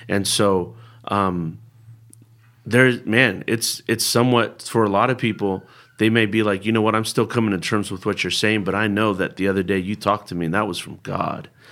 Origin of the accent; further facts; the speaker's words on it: Bay Area, California, United States; first language Spanish; English is a second language; also born or lived in Berkeley; I was born and raised in the Bay Area